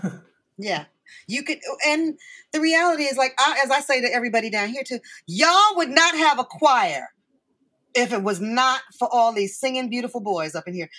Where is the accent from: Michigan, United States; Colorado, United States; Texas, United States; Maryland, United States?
Michigan, United States; I'm from Michigan